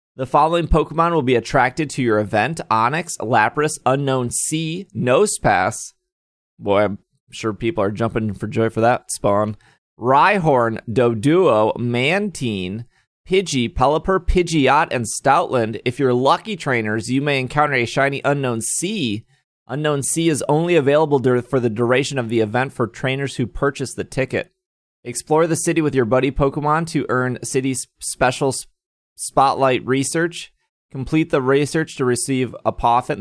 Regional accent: United States; I'm American.

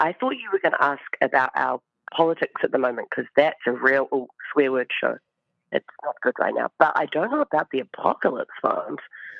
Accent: New Zealand; I'm from Aotearoa, New Zealand.

